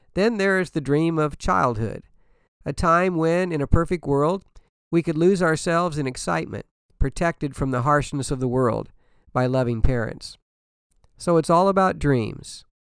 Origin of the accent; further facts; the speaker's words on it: Danville, Illinois, United States; I grew up in Illinois, Danville, Illinois